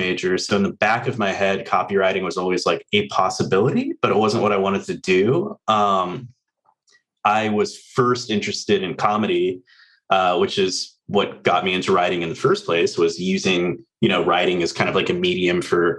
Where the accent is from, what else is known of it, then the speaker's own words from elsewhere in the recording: Orange County, California, United States; moved away as an adult; also born or lived in Los Angeles, United States; now in Virginia, United States; I grew up in Orange County, moved to LA as soon as I could get out, went to college